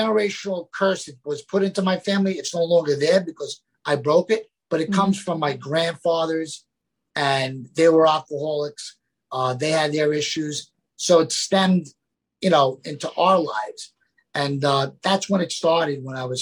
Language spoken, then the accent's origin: English; New York City, New York, United States; accent: New Yorker; I grew up in an Italian Catholic family in the Bronx